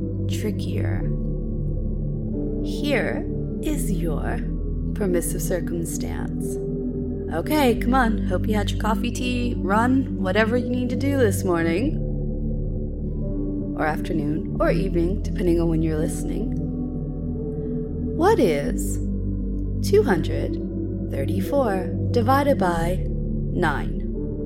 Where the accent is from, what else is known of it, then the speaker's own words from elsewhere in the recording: United States; moved away as an adult; now in United Kingdom; I'm an American living in the UK